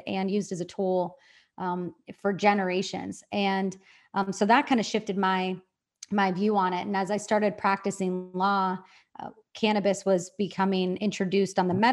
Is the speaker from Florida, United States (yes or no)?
no; Western Pennsylvania, United States; I grew up in Western Pennsylvania, you know, very traditional area, very conservative area